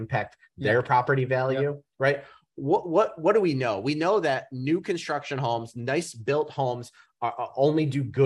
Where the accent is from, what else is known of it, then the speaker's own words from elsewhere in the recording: Novi, Michigan, United States; now in South Lyon, United States; I live in South Lyon. Mm-hmm. I know I grew up in Novi. My area is here in Metro Detroit